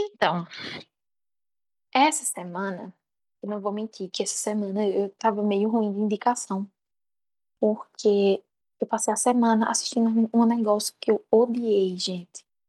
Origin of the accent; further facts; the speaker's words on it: Campina Grande, Paraíba, Brazil; Eu sou de Campina Grande